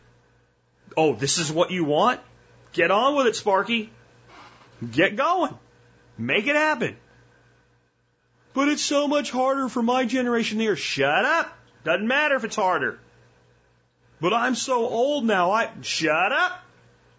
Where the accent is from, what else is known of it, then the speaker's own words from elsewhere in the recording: New Jersey, United States; I'm from Jersey. A lot of people don't know that. I was born in Jersey